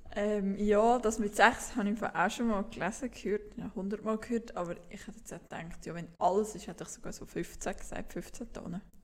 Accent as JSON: {"language": "German", "country": "Switzerland", "said": "dass wir als Schweizer dafür zuschauen"}